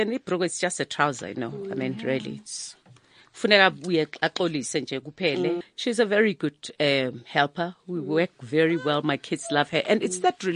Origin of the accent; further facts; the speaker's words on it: South Africa; I grew up in Makishi